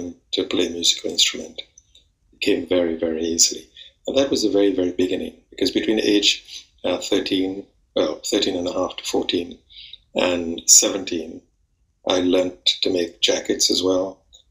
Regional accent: Trinidad & Tobago; moved away as an adult; now in London, United Kingdom; I'm actually from the West Indies, from Trinidad and Tobago.

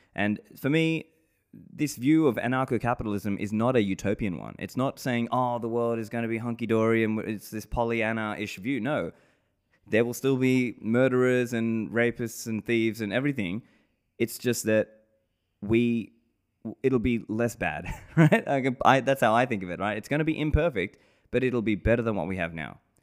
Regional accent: Sydney, New South Wales, Australia; moved away as an adult; also born or lived in Sri Lanka; now in Dubai, United Arab Emirates; I grew up in Sydney, Australia

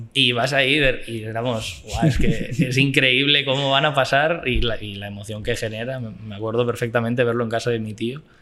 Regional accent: Barcelona, Catalonia, Spain; moved away as an adult; now in Costa Rica; Yo nací en Barcelona ciudad. Yo nací en Barcelona ciudad y viví, sí, bueno, vivo más o menos por la montaña de Colsalona, un poco más arriba, pero, pero sí, sí, he vivido toda mi vida en Barcelona.

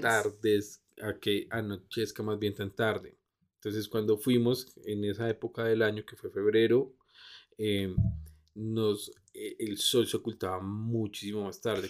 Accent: Bogotá, Colombia; also born or lived in Gold Coast, Australia; nosotros como buenos rolos

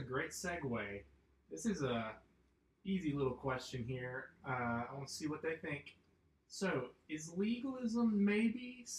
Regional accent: Point Pleasant, West Virginia, United States; moved away; you know I'm from Point Pleasant

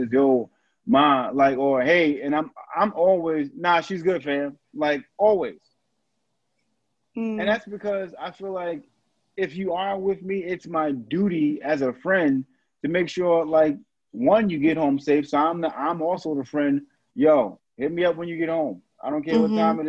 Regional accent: New York City, New York, United States; growing up in New York

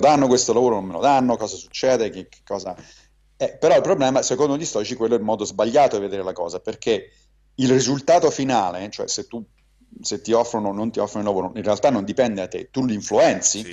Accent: Rome, Lazio, Italy; moved away as an adult; also born or lived in New York, United States; now in United States; sono ovviamente cresciuto a Roma e quindi cattolico

